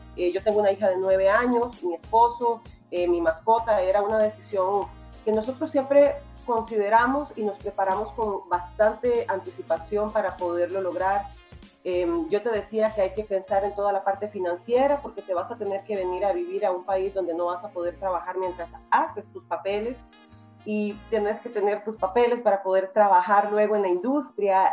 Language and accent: Spanish; Costa Rica; moved away as an adult; now in United States; soy de Costa Rica